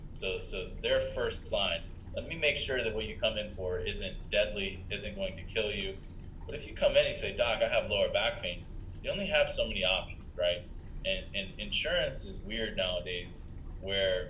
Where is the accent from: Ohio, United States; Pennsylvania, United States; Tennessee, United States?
Ohio, United States; Columbus; now in Buffalo, United States; I'm from Ohio, you know, where it's a cultural thing